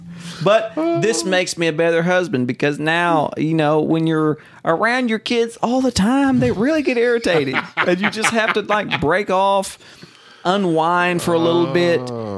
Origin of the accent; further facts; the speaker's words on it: northern Oklahoma, United States; That was like my area where I grew up, where they filmed Twister up north there in Oklahoma.